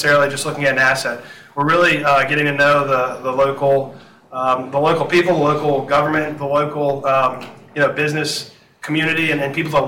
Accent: New Orleans, Louisiana, United States; moved away; I'm born and raised in New Orleans, moved back to New Orleans following Hurricane Katrina.

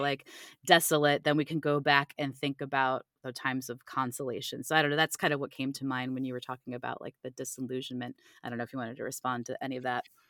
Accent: Cleveland, Ohio, United States; now in Virginia, United States; I live in Virginia now, but I'm originally from Cleveland, Ohio

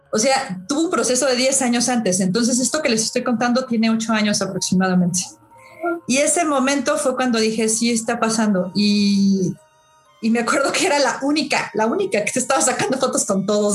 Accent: Mexico; como mexicanos

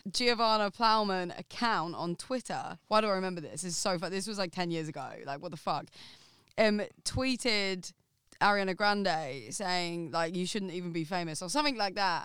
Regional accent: Essex, East of England, United Kingdom; I'm from Essex, like, from the smallest town

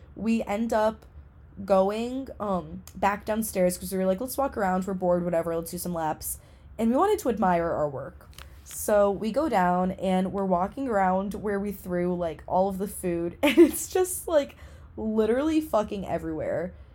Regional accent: New England, United States; New England, which is where I'm from

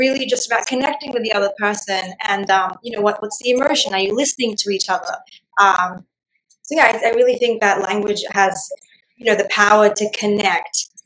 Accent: Australia; first language Gujarati; English is a second language; moved away; also born or lived in India; Uh, so I also was born in India, and then I grew up in Australia. So I know I speak English, Gujarati, which is my mother tongue, and Hindi.

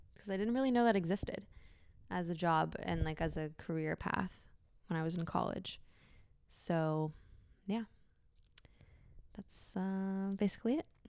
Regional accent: San Francisco, California, United States; I was born and raised in San Francisco in the city

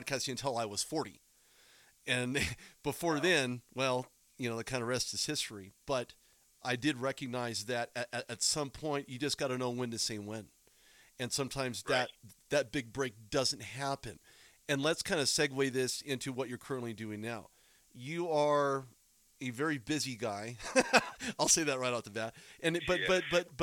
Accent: Southern California, United States; also born or lived in Bay Area, California; I was born in Southern California. I didn't get to the Bay Area until quite a while later.

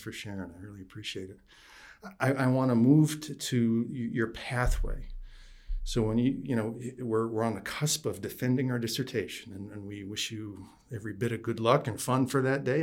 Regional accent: upstate New York, United States; also born or lived in Plattsburgh; I grew up in upstate New York.

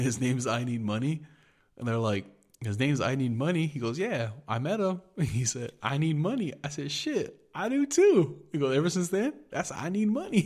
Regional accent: United States; I'm an American

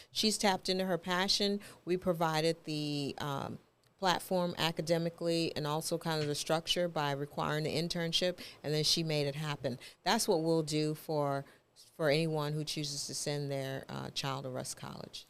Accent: New York, United States; moved away; also born or lived in Texas / Memphis; I grew up in New York.

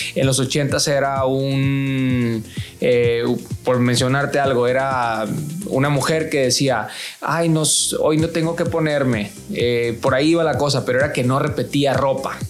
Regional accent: Mexico; los que somos mexicanos

